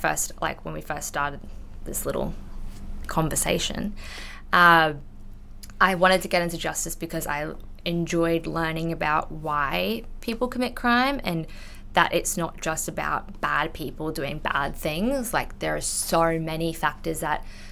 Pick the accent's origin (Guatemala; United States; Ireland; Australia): Australia; first language English; I'm full English speaker, I was born in Australia